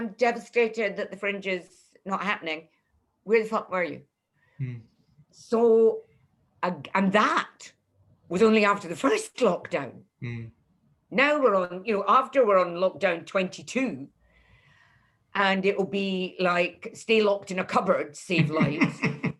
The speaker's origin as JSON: {"language": "English", "town": "Leith", "region": "Scotland", "country": "United Kingdom", "said": "Nobody came to review me and I'm from Leith."}